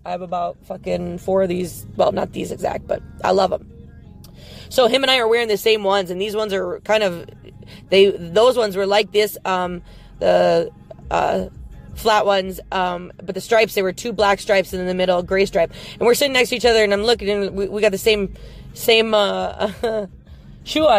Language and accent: English; Wisconsin, United States; I'm from Wisconsin